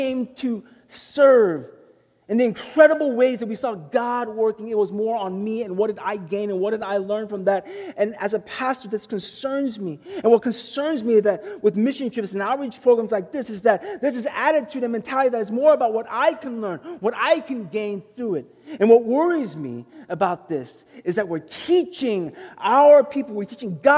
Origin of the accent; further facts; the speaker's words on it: Texas, United States; I was born and raised in Texas.